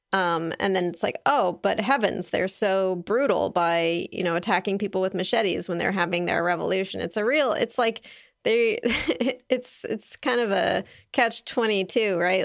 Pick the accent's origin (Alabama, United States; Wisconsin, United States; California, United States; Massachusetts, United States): California, United States; I'm a Californian